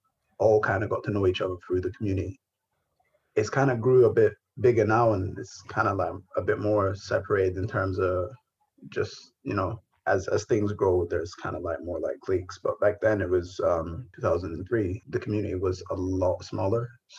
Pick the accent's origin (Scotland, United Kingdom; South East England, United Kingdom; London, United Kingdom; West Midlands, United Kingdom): Scotland, United Kingdom; Edinburgh; also born or lived in Sudan; Sudanese community in Edinburgh, both as just like a member of the community growing up here. I was born in Sudan, but grew up most of my life here. Moved here when I was like 3.